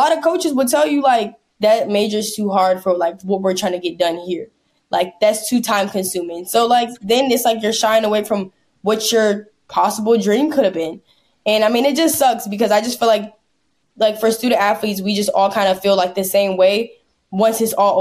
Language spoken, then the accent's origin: English; Maryland, United States; moved away as an adult; now in Kentucky, United States; I'm from Maryland, like the DMV area, kind of near like Washington, D.C.